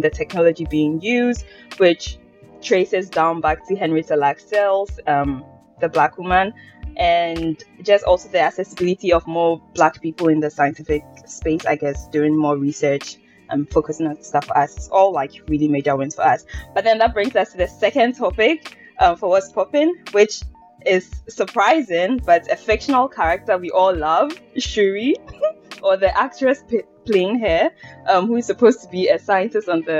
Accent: Ghana; moved away; I lived in Ghana for 18 years solid.

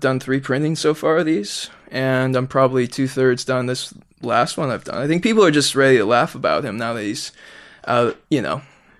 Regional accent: Toronto, Ontario, Canada; Yeah, I grew up in Rexdale, as we call it. Not the best area of Toronto, you know.

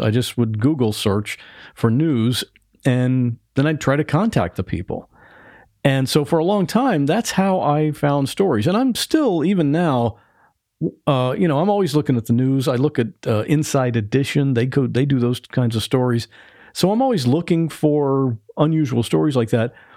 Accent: Ohio, United States; now in Florida, United States; I grew up in Ohio

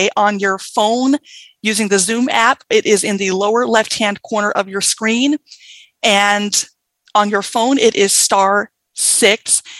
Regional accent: Mississippi, United States; accent: Southern; now in Washington, United States; I'm from Berrien, Washington, but originally from Mississippi. So that's why you kind of hear a little bit of a Southern accent.

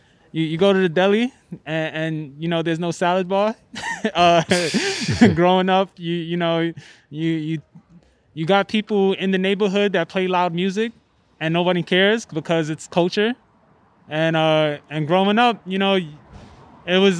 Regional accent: New York City, New York, United States; also born or lived in Harlem; I was born in Harlem, you know, raised in Brownsville

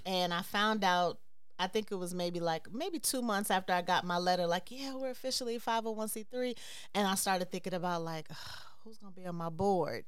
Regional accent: Chicago, Illinois, United States; also born or lived in Brooklyn, New York; I am from Chicago

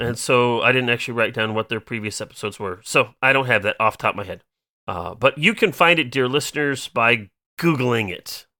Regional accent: Iowa, United States; I'm from Iowa

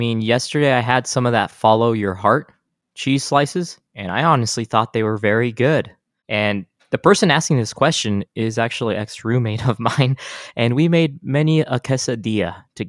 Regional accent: El Paso, Texas, United States; moved away; back in my hometown of El Paso, Texas

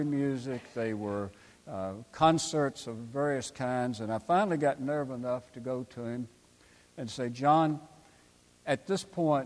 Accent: Crozet, Virginia, United States; Morton Frozen Foods in my hometown of Crozet

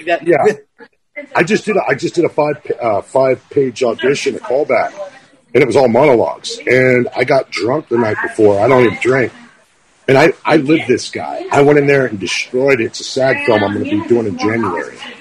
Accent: Quincy, Massachusetts, United States; also born or lived in Minnesota; now in California, United States; I'm from Quincy, Mass. Fucking Boston, born and bred

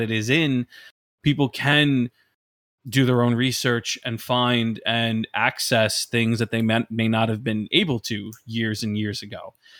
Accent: Brooklyn, New York, United States; I myself, growing up in Brooklyn, New York, like mental health was not a thing at all that was talked about.

